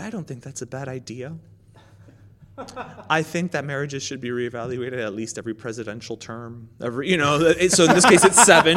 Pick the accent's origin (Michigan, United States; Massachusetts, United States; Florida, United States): Florida, United States; Miami; You're born and raised in Miami, like myself